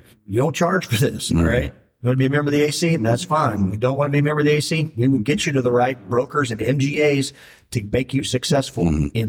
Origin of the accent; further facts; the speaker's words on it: Garland, Texas, United States; I grew up pretty much in Texas. My dad was in the Air Force, but I got there when I was six. So I mean, and I'm a Texan, and I'm still Garland, just outside of Dallas.